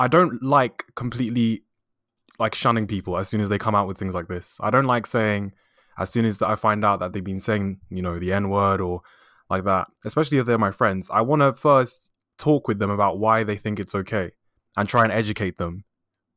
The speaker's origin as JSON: {"language": "English", "country": "United Kingdom", "tie": "born or raised there", "said": "I'm Black British. Both my parents are from Nigeria and they're educated in the UK. So I think that makes me first generation since I was born in the UK."}